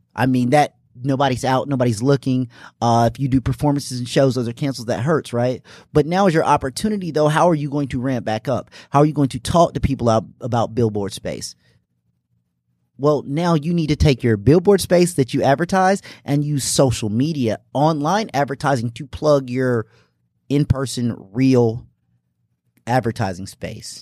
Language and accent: English; Greenville, South Carolina, United States; also born or lived in Indianapolis, Indiana; I'm from Indianapolis, Indiana originally, but I consider myself from here in Greenville, South Carolina. Moved here when I was six